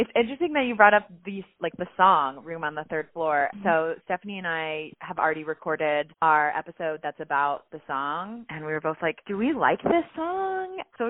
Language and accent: English; Cincinnati, Ohio, United States; now in Missouri, United States; I'm from Cincinnati.